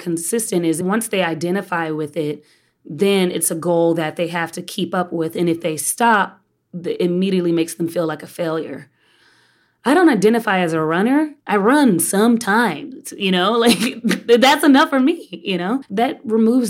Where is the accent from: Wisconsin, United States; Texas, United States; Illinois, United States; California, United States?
Texas, United States; now in New York, United States; I'm a Texan.